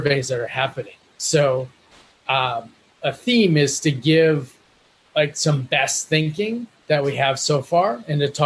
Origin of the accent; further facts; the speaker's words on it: Minnesota, United States; also born or lived in Colombia; I was born in Colombia and grew up in Minnesota, which makes me a proud Minolumbian